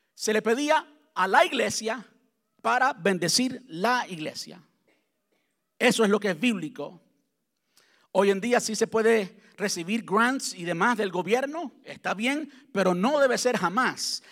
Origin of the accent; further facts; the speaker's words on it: Cuba; now in United States; antes de salir de Cuba, soy cubano